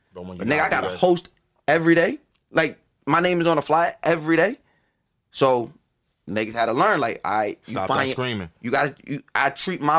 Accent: Long Island, New York, United States; also born or lived in Brooklyn; growing up on Long Island

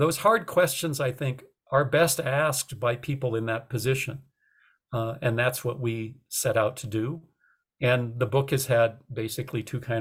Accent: North Dakota, United States; moved away; also born or lived in Austin, Texas; I was, you know, a kid raised in a city. I didn't think much about it. I didn't know anything about agriculture. I'm from North Dakota.

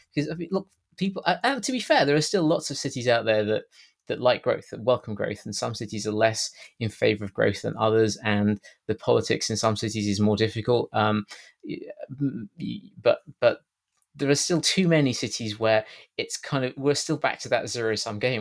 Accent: United Kingdom; accent: British; my strange British accent

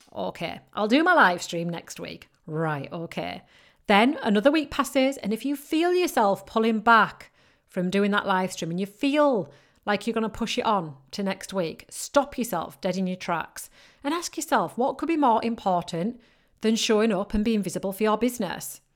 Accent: United Kingdom; accent: northern British; I've got a very northern British accent.

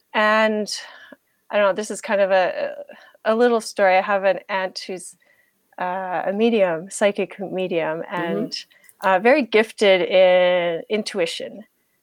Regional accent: Canada; also born or lived in Germany; I'm in Canada right now, and I'm Canadian. I was born in Germany on an army base there.

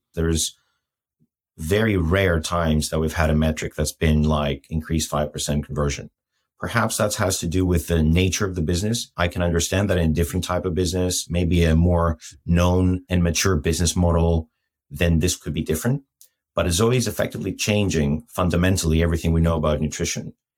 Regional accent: Athens, Attica, Greece; moved away as an adult; also born or lived in Lapland; I'm Greek, first of all. So I was born and raised in Athens till when I was 20

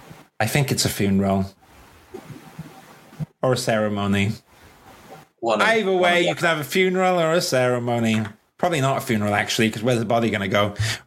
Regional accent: Wales, United Kingdom; I'm Welsh

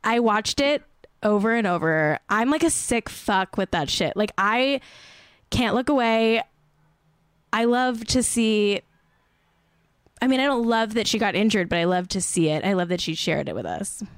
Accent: Manhattan Beach, California, United States; also born or lived in Santa Monica, California; Manhattan Beach, California, my place of birth. Actually, I was born in Santa Monica

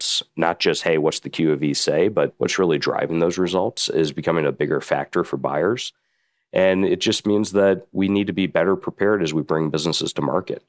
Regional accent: Indiana, United States; also born or lived in New York City; now in Chicago, United States; I'm from the Midwest, a Midwestern guy, born and raised in Indiana, been in Chicago now for about 5 or 6 years practicing M&A

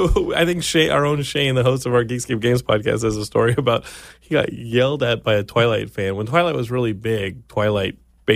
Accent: Texas, United States; my home state of Texas is like underwater.

